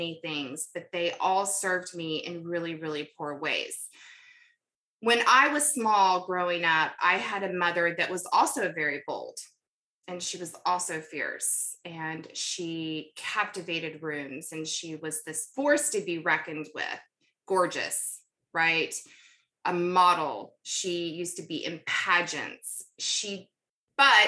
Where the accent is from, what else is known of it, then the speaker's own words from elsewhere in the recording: North Carolina, United States; also born or lived in Kentucky; We moved to North Carolina when I was about 10 from Kentucky, where I was born.